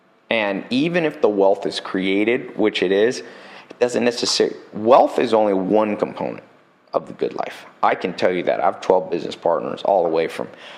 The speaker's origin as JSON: {"language": "English", "town": "San Diego", "region": "California", "country": "United States", "tie": "born or raised there", "also_born_or_lived": "Long Beach, California", "said": "I was born in good old Long Beach, Compton area, but I was raised somewhat in San Diego."}